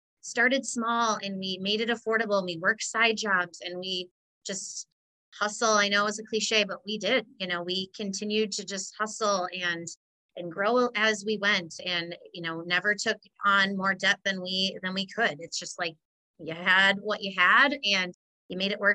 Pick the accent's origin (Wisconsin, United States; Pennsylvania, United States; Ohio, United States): Wisconsin, United States; Hazel Green; I loved growing up in Hazel Green.